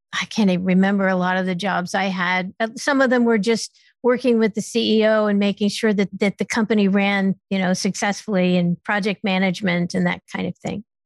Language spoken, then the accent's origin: English; Stamford, Connecticut, United States; also born or lived in West Coast; I was born in Stamford, Connecticut.